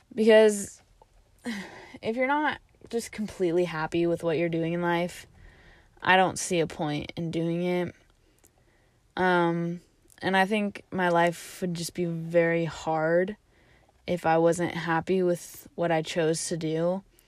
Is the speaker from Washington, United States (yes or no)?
yes; Washington, United States; also born or lived in California; coming back to Washington